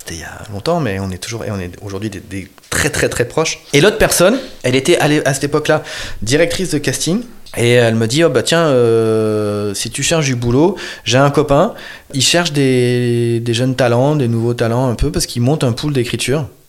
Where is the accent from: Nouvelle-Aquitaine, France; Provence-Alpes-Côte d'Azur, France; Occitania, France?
Provence-Alpes-Côte d'Azur, France; Marseille; j'ai grandi dans une cité HLM très populaire de, Marseille, du centre de Marseille